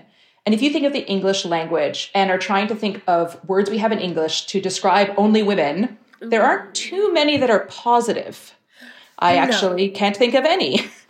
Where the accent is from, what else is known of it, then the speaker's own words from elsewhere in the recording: Canada; moved away as an adult; also born or lived in United Kingdom; now in Iceland; I'm born and raised in Canada, so Icelandic is not my first language.